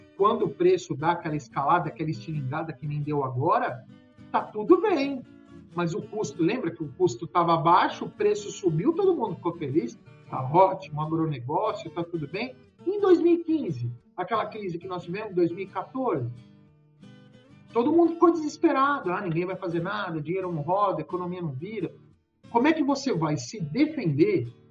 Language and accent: Portuguese; São Paulo, Brazil; moved away as an adult; now in Goiás, Brazil; Eu sou paulistano, estou aqui há 11 anos